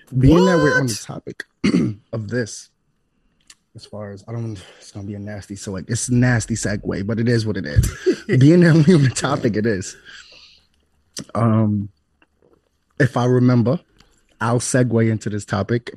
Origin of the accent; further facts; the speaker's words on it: New York City, New York, United States; I'm from East New York. I'm from New Lots